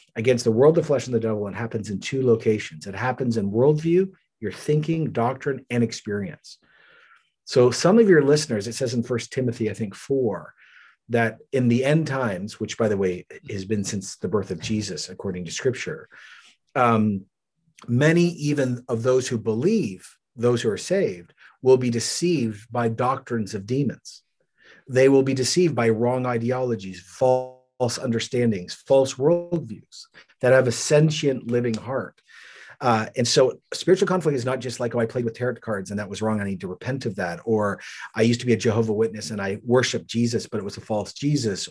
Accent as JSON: {"language": "English", "country": "Canada", "said": "I'm Canadian"}